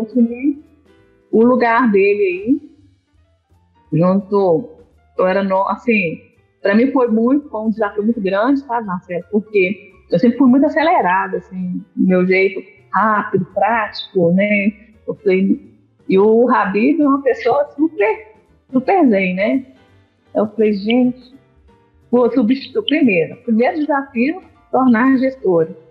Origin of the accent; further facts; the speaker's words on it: Governador Valadares, Minas Gerais, Brazil; Eu sou de Governador Valadares. Eu nasci em Governador Valadares, pela terra maravilhosamente quente